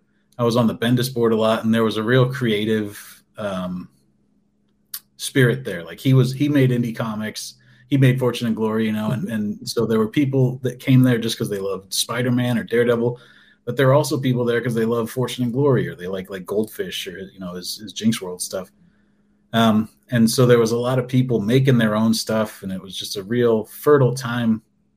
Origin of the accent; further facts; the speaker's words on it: Colorado, United States; also born or lived in South Dakota; I grew up in Colorado, and I went to art school there. And then I moved to South Dakota, and I lived there for the 6 years while I was working at the TV station.